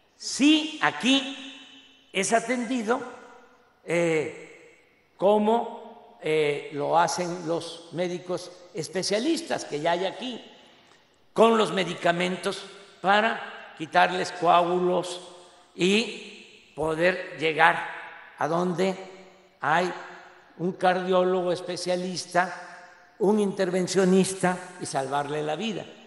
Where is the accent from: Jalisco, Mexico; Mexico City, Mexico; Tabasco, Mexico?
Tabasco, Mexico; Roberto Madrazo, que fue gobernador allá en mi estado